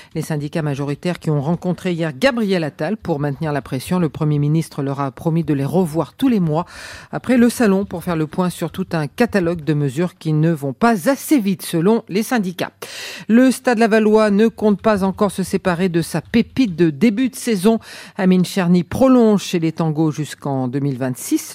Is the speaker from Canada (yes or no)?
no; Mayenne, Pays de la Loire, France; chez nous en Mayenne